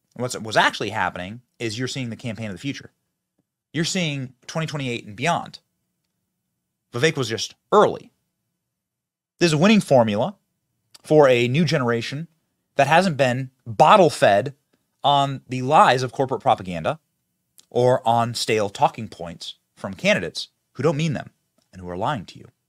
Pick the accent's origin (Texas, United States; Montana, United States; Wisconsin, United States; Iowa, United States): Iowa, United States; Cedar Rapids; this is my hometown of Cedar Rapids